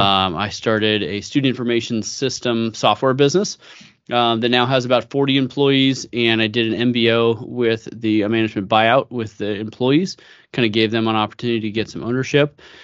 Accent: San Francisco Bay Area, California, United States; moved away as an adult; now in Idaho, United States; I grew up in the San Francisco Bay Area

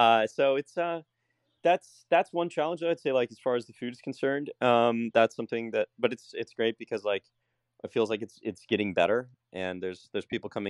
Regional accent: Jacksonville, Florida, United States; moved away as an adult; now in San Salvador, El Salvador; I know Jacksonville, Florida, it's my hometown. It's, you know, love the city, love where I'm from.

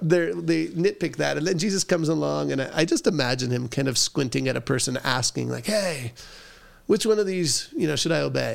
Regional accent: Southern California, United States; I grew up in Southern California

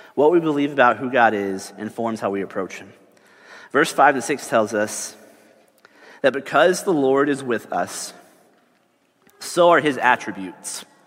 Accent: Texas, United States; I grew up in Texas

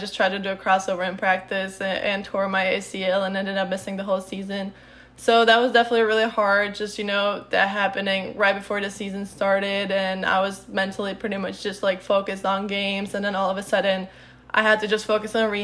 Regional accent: Czechia; English is a second language; moved away as an adult; also born or lived in Illinois; now in United States; I'm originally from the Czech Republic

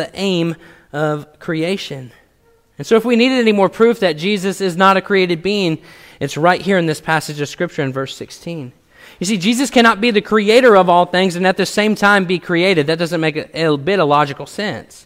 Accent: Washington, United States; now in Missouri, United States; Before I moved to Missouri, I was born in Washington State

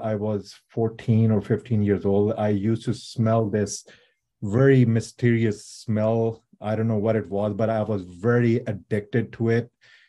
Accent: Pakistan; now in San Diego, United States

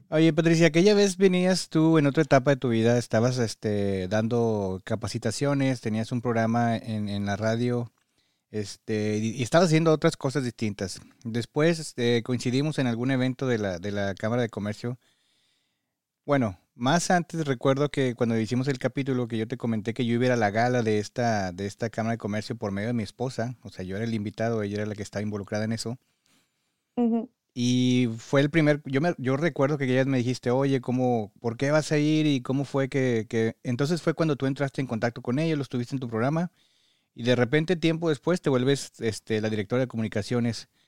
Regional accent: Mexico City, Mexico; moved away as an adult; now in Michigan, United States; Yo soy de la Ciudad de México.

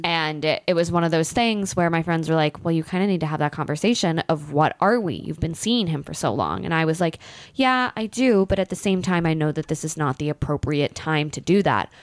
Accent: Pennsylvania, United States; born or raised there; moved away

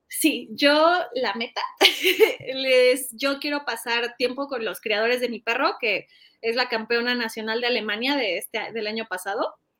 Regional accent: Mexico; mi país

